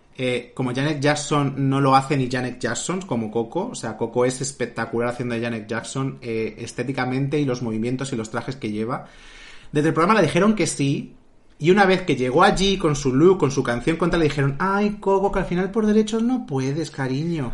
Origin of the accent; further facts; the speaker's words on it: Madrid, Community of Madrid, Spain; somos de aquí de Madrid